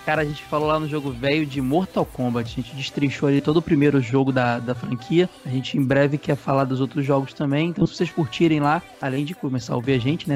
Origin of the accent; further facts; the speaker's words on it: Rio Grande do Sul, Brazil; eu sou da querência amada aí, mesmo país aí que o Ferrari, do Rio Grande do Sul